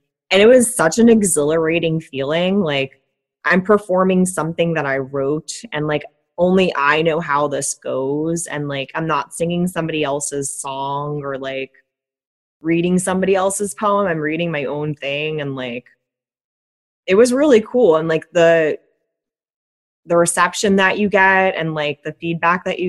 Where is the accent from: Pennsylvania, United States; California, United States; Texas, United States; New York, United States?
Pennsylvania, United States; Philadelphia; accent: Philadelphian; also born or lived in England; I sound like a Philadelphian speaking Spanish